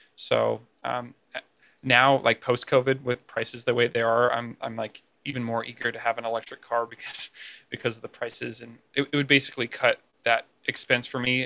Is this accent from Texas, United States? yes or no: yes; San Antonio, Texas, United States; moved away as an adult; now in California, United States; I'm from San Antonio, Texas